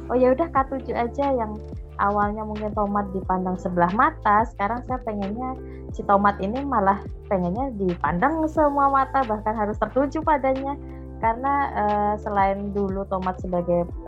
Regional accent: Java, Indonesia; saya tanya dong sebagai orang Jawa yang nggak tahu artinya bahasa Banjar

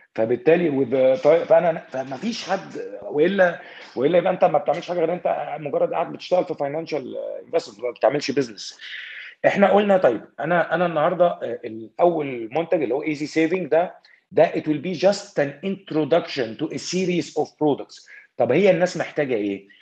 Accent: Alexandria Governorate, Egypt; انا راجل اسكندراني طلعت في اسكندريه

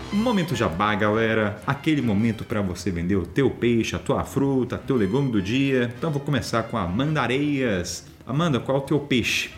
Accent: Brazil; eu sou brasileiro

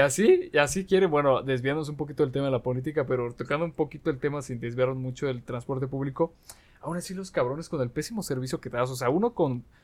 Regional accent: Aguascalientes, Mexico; los que somos de aquí de Aguascalientes

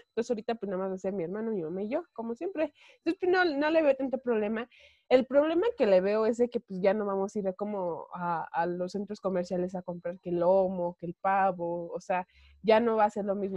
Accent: State of Mexico, Mexico; yo soy del Estado de México

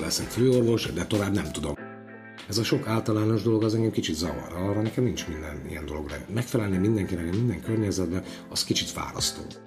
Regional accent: Zeliezovce, Nitra Region, Slovakia; moved away as an adult; now in Komárno, Slovakia; Zseliz ugye az szülővárosom, de 18-19 éves koromban úgy kirepültem a családi fészekből

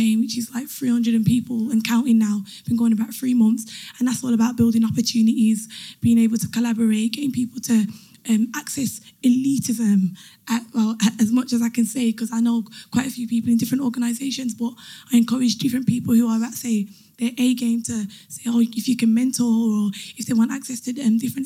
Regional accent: Birmingham, West Midlands, United Kingdom; moved away as an adult; now in London, United Kingdom; I'm originally from Birmingham. I moved to London about 3 years ago

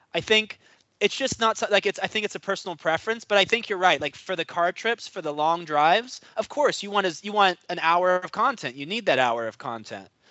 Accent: New York, United States; I'm from New York

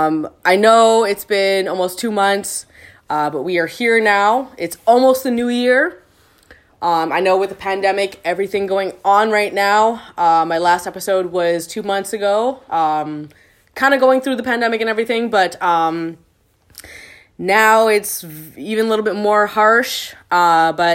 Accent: Canada; now in Vancouver, Canada; I returned back to Canada

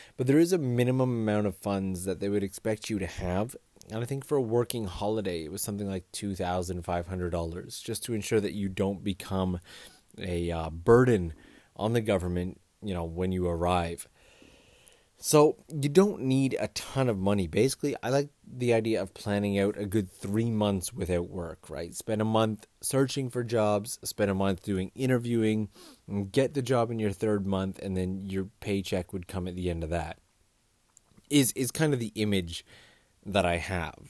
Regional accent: Kitchener-Waterloo, Ontario, Canada; moved away as an adult; also born or lived in Toronto; now in Japan; I come from Canada, and I come from a mid-sized town called K W. It's, it's not the biggest town in the world

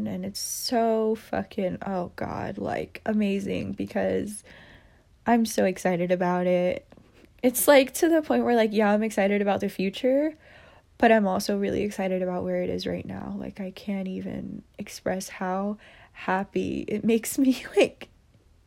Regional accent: United States; I'm Asian American, you know, so my parents are immigrants, and I am Vietnamese. I'm proud to be Vietnamese and, you know, all that, but, like, I did grow up in America

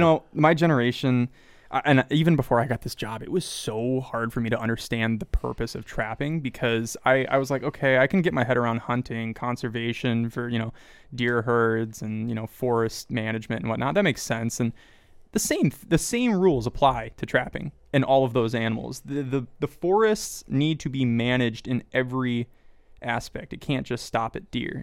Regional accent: Kansas, United States; I grew up in Kansas

